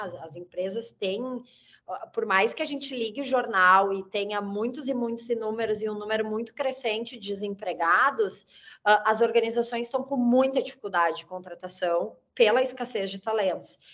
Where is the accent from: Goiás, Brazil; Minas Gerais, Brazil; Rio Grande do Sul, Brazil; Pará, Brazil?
Rio Grande do Sul, Brazil; accent: gaúcho; moved away as an adult; also born or lived in Rio de Janeiro; now in São Paulo, Brazil; sou gaúcha, tenho 38 anos o sotaque continua bem carregado, mas eu já saí do Rio Grande do Sul faz mais de 10 anos